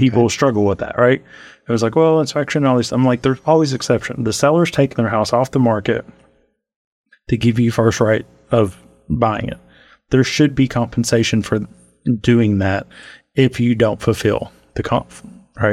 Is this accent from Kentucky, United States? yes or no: yes; Montgomery County, Kentucky, United States; moved away as an adult; now in Lexington, United States; I'm from Montgomery County